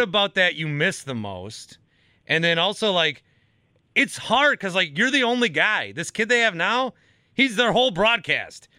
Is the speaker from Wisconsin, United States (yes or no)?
yes; Fond du Lac, Wisconsin, United States; I'm from Fond du Lac